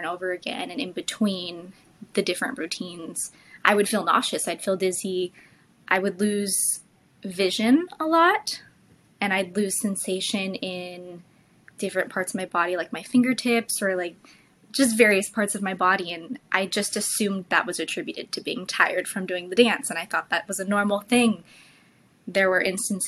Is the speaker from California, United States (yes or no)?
yes; California, United States; also born or lived in New York; I kind of go back and forth between New York and California, but I grew up in California